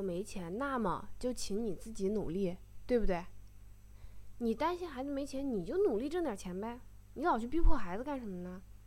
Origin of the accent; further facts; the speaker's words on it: China; moved away as an adult; 我还是一个很传统的中国女生